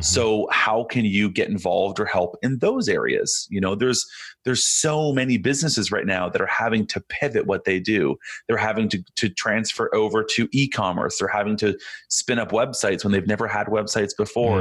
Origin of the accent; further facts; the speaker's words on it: Canada; I'm Canadian